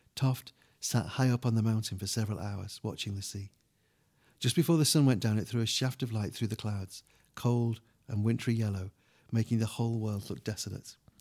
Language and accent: English; England, United Kingdom; we're English